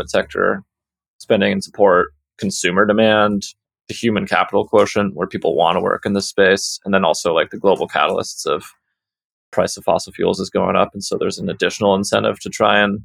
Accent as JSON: {"language": "English", "region": "California", "country": "United States", "tie": "born or raised there", "said": "my home state in California"}